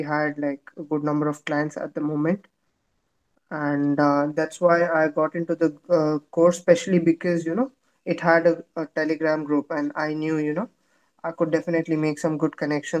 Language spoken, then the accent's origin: English; India; I'm from India